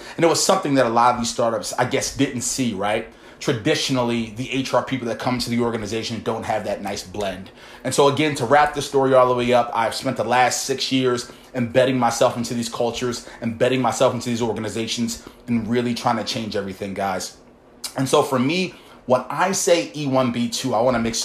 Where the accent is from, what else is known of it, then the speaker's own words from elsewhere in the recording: Baltimore, Maryland, United States; I come from Baltimore, guys, humble beginnings, never really had too much income.